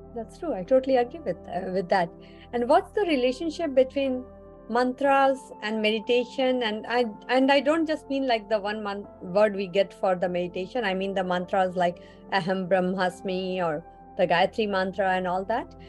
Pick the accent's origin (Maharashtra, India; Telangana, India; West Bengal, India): West Bengal, India; Kolkata; I'm from Calcutta, so I understand Bengali too